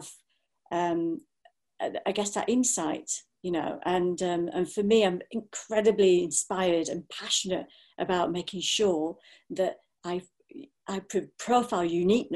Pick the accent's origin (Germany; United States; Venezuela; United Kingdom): United Kingdom; Blackburn, North West England; it was not an easy time to grow up, you know, in a town like Blackburn.